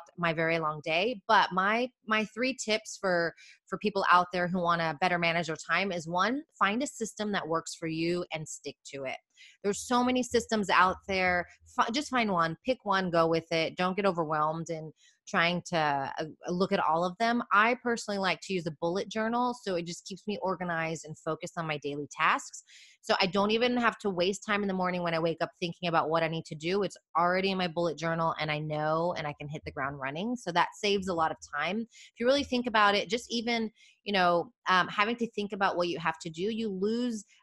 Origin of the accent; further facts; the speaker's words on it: United States; moved away as an adult; now in Madrid, Spain; as an American